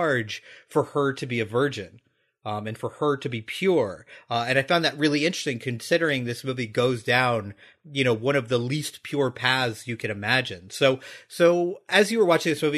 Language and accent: English; United States; as American viewers